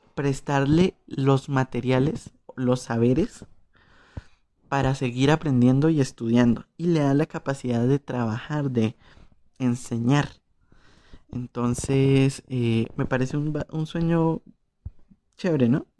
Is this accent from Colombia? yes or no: yes; Colombia